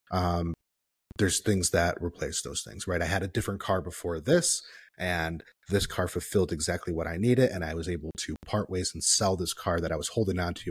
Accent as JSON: {"language": "English", "region": "Midwest", "country": "United States", "said": "me being up here as a Midwesterner"}